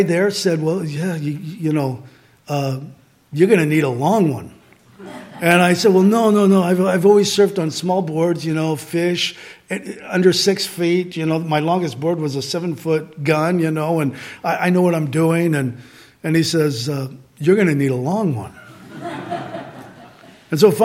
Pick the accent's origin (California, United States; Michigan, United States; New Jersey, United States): California, United States; Santa Barbara; born or raised there; moved away